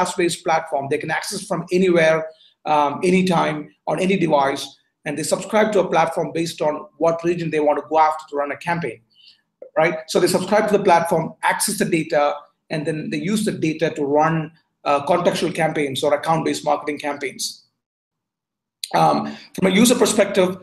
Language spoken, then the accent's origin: English; Bangalore, Karnataka, India; moved away as an adult; also born or lived in Berkeley, California / Bay Area, California; now in Singapore; I was born in India, went to high school in Bangalore, did my college in Berkeley.